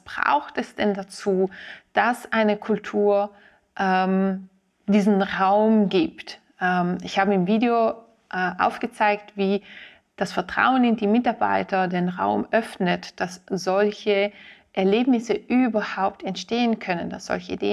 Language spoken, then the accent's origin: German; Ticino, Switzerland; Als Tessinerin fahre ich sehr oft Zug zwischen Locarno und, und Zürich.